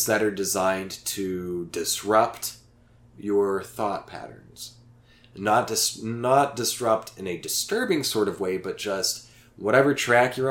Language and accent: English; Oklahoma, United States; moved away; Staying with my parents in my hometown, small hometown in Oklahoma, with two whole stoplights on the main street